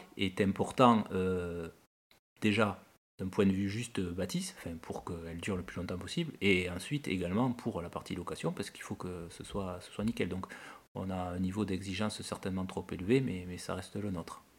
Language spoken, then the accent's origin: French; Toulouse, Occitania, France; also born or lived in Lot / Cahors; je suis originaire de Toulouse la semaine et du Lot le week-end, puisque mes parents sont tous les deux du Lot.